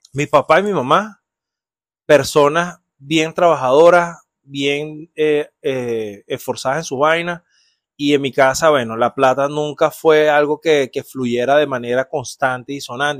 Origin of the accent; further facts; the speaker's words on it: Venezuela; moved away; Tocaba puertas de chiquito en Venezuela